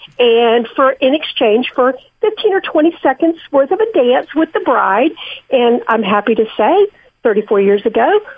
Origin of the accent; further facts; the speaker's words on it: North Carolina, United States; accent: Southern; moved away as an adult; also born or lived in North Dakota; now in Florida, United States; I'm from North Carolina. And we had no, you know, no tradition like that at all.